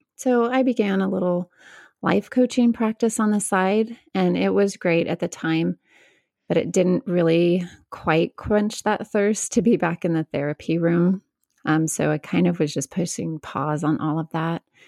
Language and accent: English; Northern California, United States; I grew up mostly in Northern California with just my mom